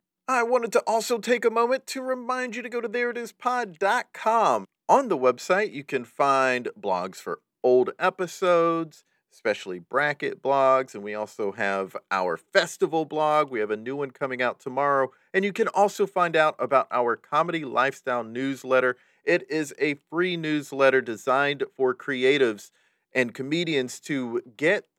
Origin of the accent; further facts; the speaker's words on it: the Carolinas, United States; also born or lived in Raleigh, North Carolina; I'm from the Carolinas. I lived in Raleigh in the 80s and then South Carolina from 1990 on.